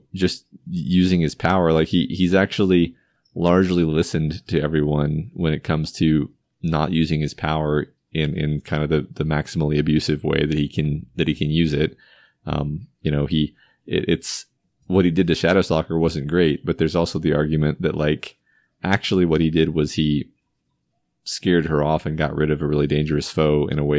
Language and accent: English; Texas, United States; I do, although I still don't understand why we talk about Alamo so much. But even as a Texan.